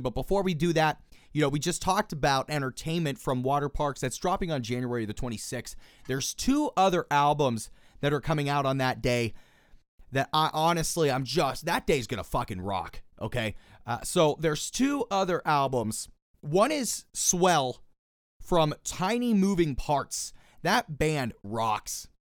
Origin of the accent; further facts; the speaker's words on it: Pittsburgh, Pennsylvania, United States; born and raised in Pittsburgh, Pennsylvania.